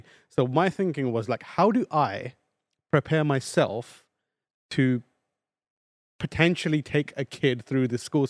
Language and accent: English; London, United Kingdom; born or raised there